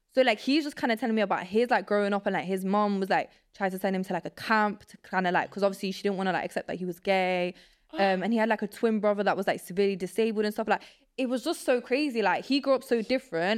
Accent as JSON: {"language": "English", "town": "Nottingham", "region": "East Midlands", "country": "United Kingdom", "tie": "born or raised there", "also_born_or_lived": "Poland", "second_language": "English", "said": "I grew up in England"}